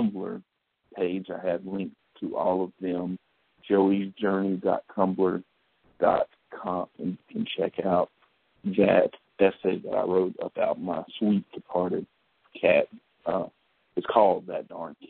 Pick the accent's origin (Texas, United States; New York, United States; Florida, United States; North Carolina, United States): North Carolina, United States; Macon; my hometown, Macon, North Carolina, turning 100 years old